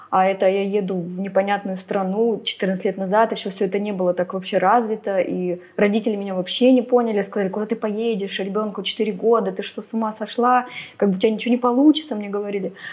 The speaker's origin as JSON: {"language": "Russian", "town": "Novosibirsk", "region": "Novosibirsk Oblast", "country": "Russia", "moved": "as an adult", "lives_now": "Phuket, Thailand", "said": "я из Новосибирска"}